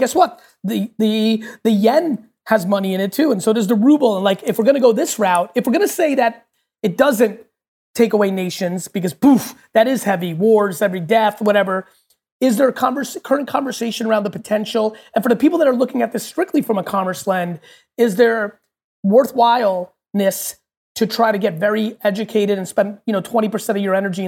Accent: United States; also born or lived in Soviet Union; born in the U.S., grew up in the U.S.

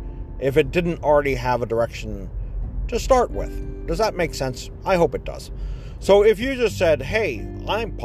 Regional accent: Ohio, United States; I'm from Ohio and we're in New York

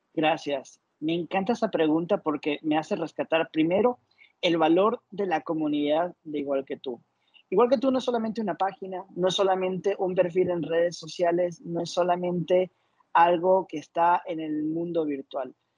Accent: Ecuador; now in Panama; soy de Ecuador, actualmente vivo en Panamá

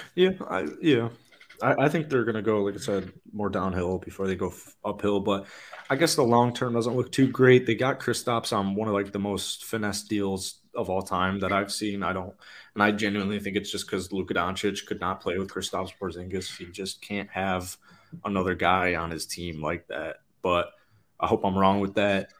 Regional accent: Midwest, United States; as a Midwesterner, with several family members, alma mater, Wisconsin

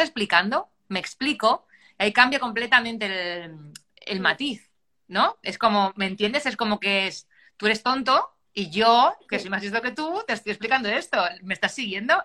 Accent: Puertollano, Castilla-La Mancha, Spain; moved away as an adult; also born or lived in Ibiza; estaba ya en mi, pueblo, yo soy de Puerto Llano, de Ciudad Real

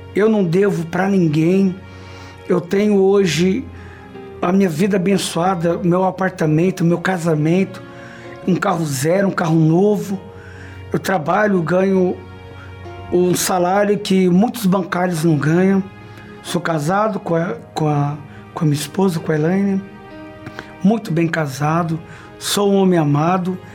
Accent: Brazil; Nasci numa comunidade na Zona Leste, onde essa comunidade era uma boca de fumo

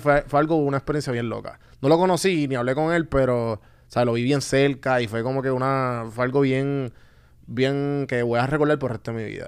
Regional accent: Puerto Rico; also born or lived in Atlanta; mi primer viaje fuera a Puerto Rico fue para Chile

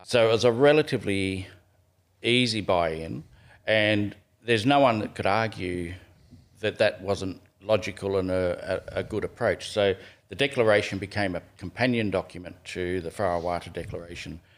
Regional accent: Canberra, Australian Capital Territory, Australia; also born or lived in Gunnedah, New South Wales; we grew up in Canberra

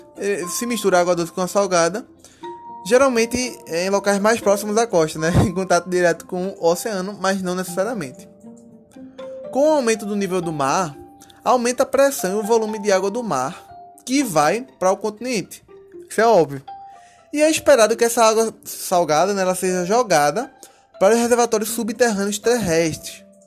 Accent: Recife, Pernambuco, Brazil; eu que sou da cidade de Recife

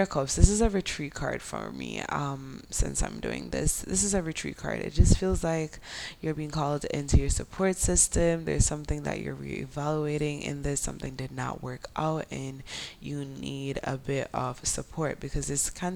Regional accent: Jamaica; accent: Jamaican Creole; my Jamaican Creole accent

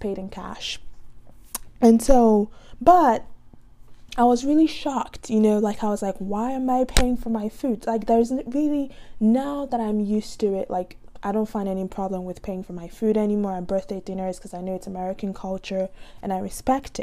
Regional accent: Nigeria; now in United States; I'm just Nigerian

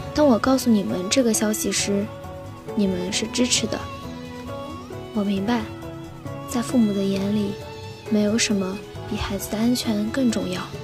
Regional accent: Haimen, Jiangsu, China; moved away as an adult; now in Nanjing, China; 来自海门，我在南京大学，距离我家乡二百零九公里

